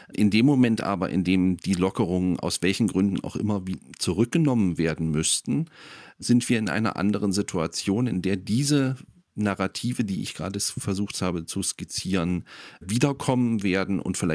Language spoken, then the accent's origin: German; Germany; Ich bin in, in der DDR aufgewachsen.